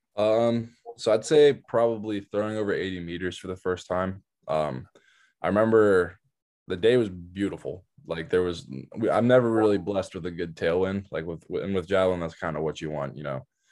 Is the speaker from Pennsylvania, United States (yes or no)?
yes; outside Pittsburgh, Pennsylvania, United States; I was raised outside Pittsburgh